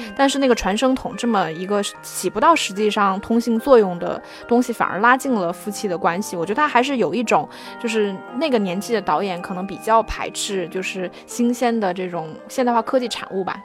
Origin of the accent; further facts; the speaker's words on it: China; 我们中国人南方和北方的口音上的差别